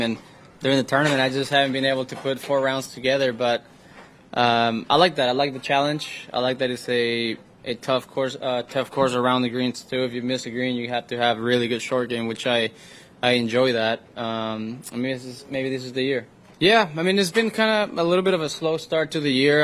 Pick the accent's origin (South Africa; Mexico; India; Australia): Mexico; Reynosa, Tamaulipas; moved away as an adult; now in San Antonio, United States; I'm four hours away to where I grew up in Reynosa, Mexico.